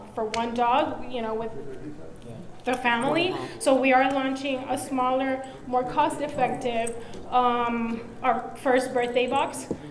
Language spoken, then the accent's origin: English; Puerto Rico; now in Miami, United States; I'm from Puerto Rico